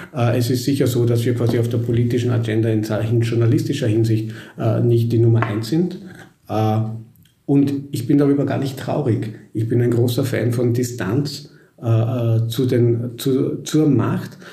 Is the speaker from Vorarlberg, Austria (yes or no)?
yes; Vorarlberg, Austria; moved away as an adult; now in Vienna, Austria; Ich bin Vorarlberger